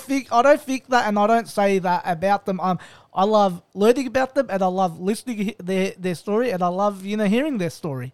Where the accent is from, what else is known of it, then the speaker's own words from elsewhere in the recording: Melbourne, Victoria, Australia; I'm born and raised in Melbourne